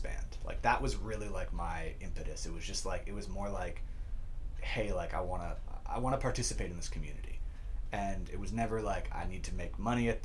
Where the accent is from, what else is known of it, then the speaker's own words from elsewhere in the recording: St. Catharines, Ontario, Canada; I grew up in St. Catharines, was born in St. Catharines.